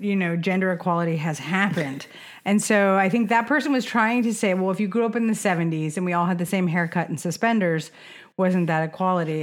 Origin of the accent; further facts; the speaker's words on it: Sonoma County, California, United States; I grew up in Sonoma County